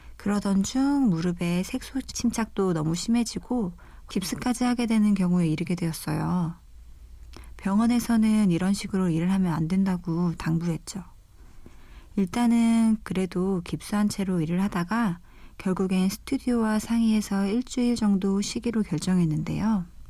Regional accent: Jeju Island, South Korea; moved away as an adult; now in Seoul, South Korea; 요새 많이들 가시는 제주도에서 왔고요

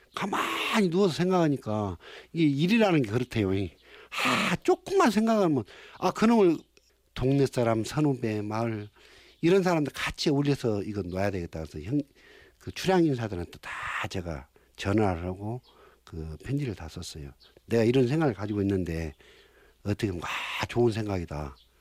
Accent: Imsil, North Jeolla, South Korea; 진매 고향은 떠날 수 없는 아직도 어머님이 탯줄이 나를 잡고 있는 숨쉬는 곳이다

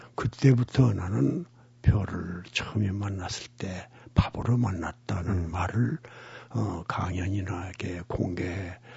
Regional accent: Gunsan, North Jeolla, South Korea; 우리 고향은 인천 상륙을 앞두고 양동 작전을 위해서 미군이 폭격을 아주 극심하게 한 곳입니다. 군산이죠.

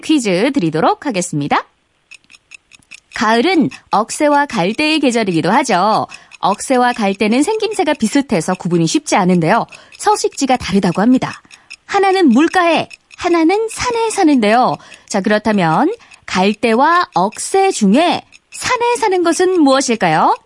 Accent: Daegu, South Korea; 제가 대구 출신이거든요.

